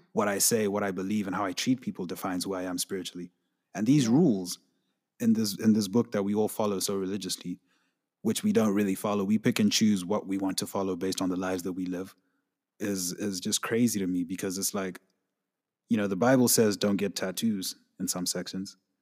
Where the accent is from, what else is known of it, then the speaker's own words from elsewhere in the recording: Zimbabwe; I'm from Zimbabwe, so, like, a lot of the things that go on in my country